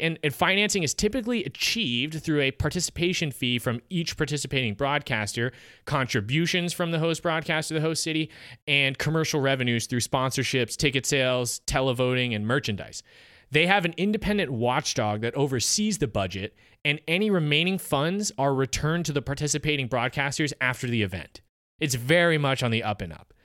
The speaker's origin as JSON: {"language": "English", "country": "United States", "said": "as an American"}